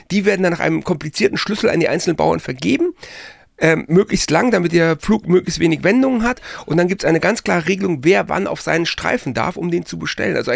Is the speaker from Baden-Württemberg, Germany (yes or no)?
no; Frankfurt, Hesse, Germany; born there; Ich komme aus Frankfurt. Ich bin du kommst Frankfurt aus Frankfurt, geboren, ja.